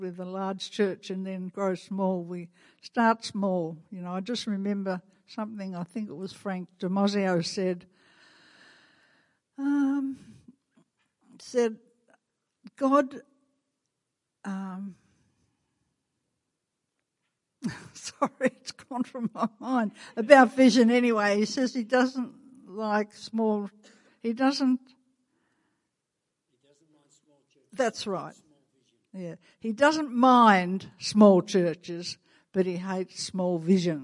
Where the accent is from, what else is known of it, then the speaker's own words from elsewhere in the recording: Australia; accent: Australian; my Canadian accent, not my Australian accent